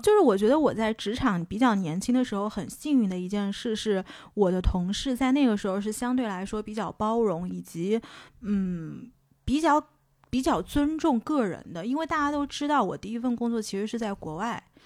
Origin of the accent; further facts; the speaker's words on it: China; moved away as an adult; also born or lived in Boston, United States; 是不是因为我是中国人